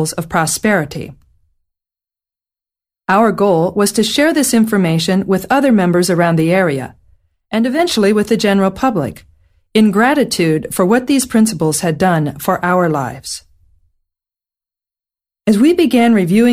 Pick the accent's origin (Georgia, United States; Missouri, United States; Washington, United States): Missouri, United States; St. Louis; my hometown of St. Louis, Missouri, in the Midwestern United States